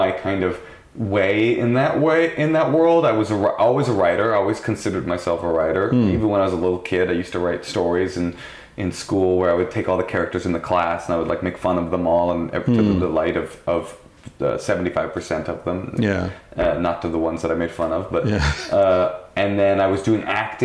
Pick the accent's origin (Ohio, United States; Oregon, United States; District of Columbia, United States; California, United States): California, United States; Oakland; now in Los Angeles, United States; I grew up with her in Oakland